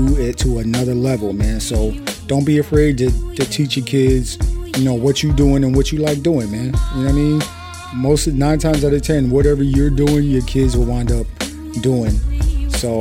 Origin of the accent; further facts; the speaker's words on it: New Jersey, United States; I'm from New Jersey